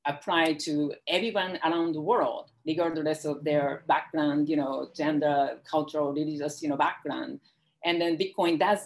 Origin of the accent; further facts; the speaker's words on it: Japan; now in United States; I grew up in Japan.